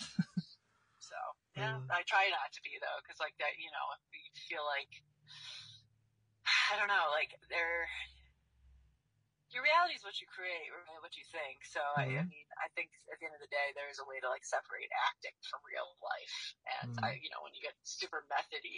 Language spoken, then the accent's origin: English; Chicago, Illinois, United States; moved away; also born or lived in Los Angeles, California; I'm from LA originally, so I was back and forth there when I was little, and then I grew up in Chicago